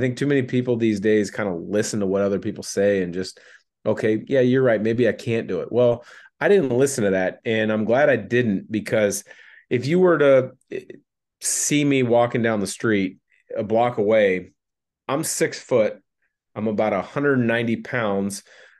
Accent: Portland, Oregon, United States; I'm obviously from the Portland, Vancouver area.

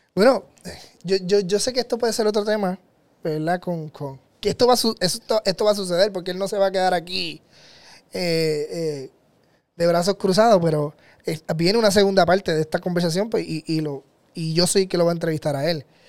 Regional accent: Puerto Rico; en mi tierra, en Puerto Rico

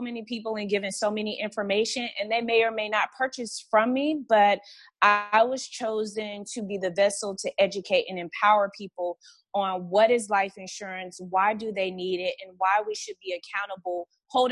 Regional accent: Montgomery, Alabama, United States; growing up in Montgomery, Alabama

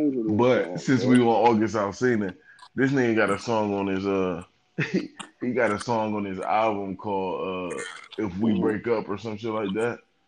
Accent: Southfield, Michigan, United States; I grew up out there for real. I mean, you know, I'm from Southfield

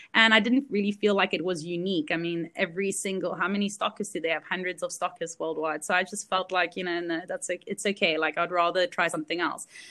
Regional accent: South Africa; also born or lived in Belgium; this is where I grew up

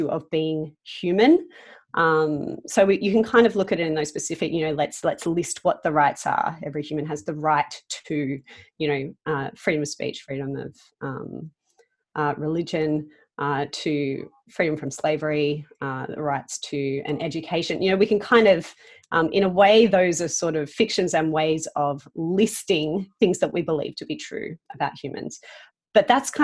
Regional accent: Sydney, New South Wales, Australia; I live in Sydney, which is my hometown.

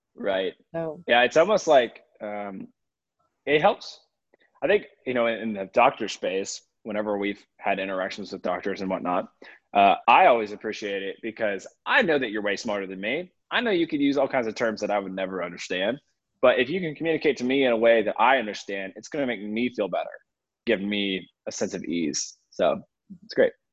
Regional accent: Atlanta, Georgia, United States; I grew up in the Atlanta area, um, kind of in the suburbs of Atlanta

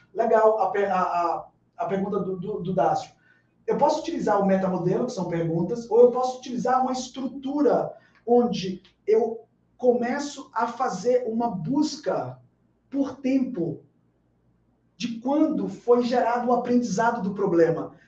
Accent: Bahia, Brazil; morando em Salvador, sendo baiano

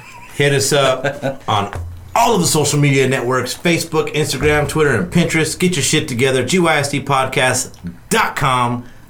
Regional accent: United States; I'm American.

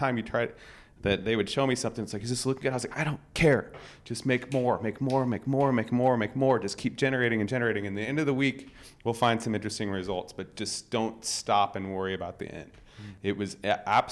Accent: United States; as an American designer

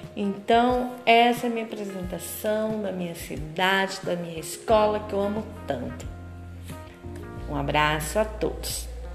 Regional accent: Lucas do Rio Verde, Mato Grosso, Brazil; sou do município de Lucas do Rio Verde

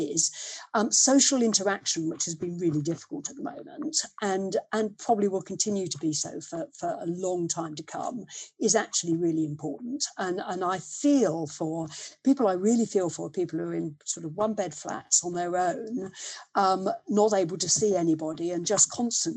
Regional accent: Leicester, East Midlands, United Kingdom; growing up in Leicester, the part of Leicester we lived in was very, it was boot and shoe manufacturing at that stage

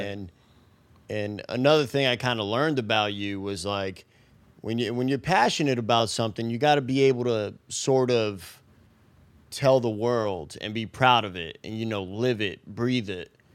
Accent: New York City, New York, United States; I grew up in the Bronx

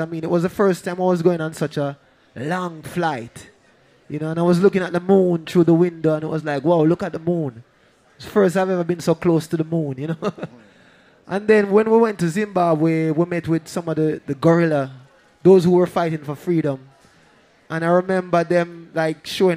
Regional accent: Kingston, Jamaica; we grew up in Trenchtown, but no, our family was poor at the time

